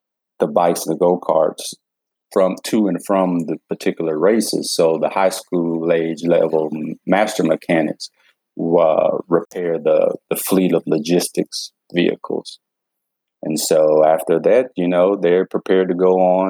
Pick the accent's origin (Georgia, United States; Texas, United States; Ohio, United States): Georgia, United States; I was raised here in Georgia